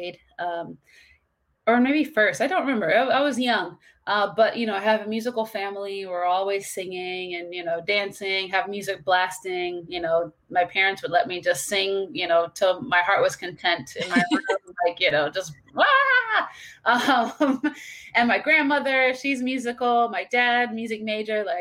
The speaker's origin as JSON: {"language": "English", "town": "St. Louis", "region": "Missouri", "country": "United States", "moved": "as an adult", "lives_now": "Palm Beach County, Florida, United States", "said": "Originally, I'm from St. Louis, and now I'm in Palm Beach County, Florida"}